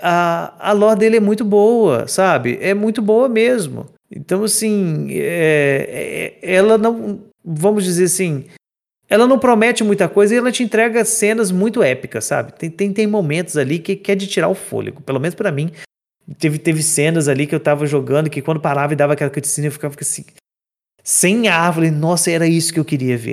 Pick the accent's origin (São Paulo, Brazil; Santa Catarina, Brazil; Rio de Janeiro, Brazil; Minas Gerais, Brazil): Minas Gerais, Brazil; eu sou de Minas. E eu moro no interior